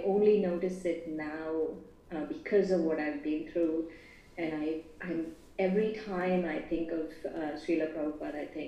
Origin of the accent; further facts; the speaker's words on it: Hyderabad, Telangana, India; moved away; We are from Hyderabad, from Andhra Pradesh.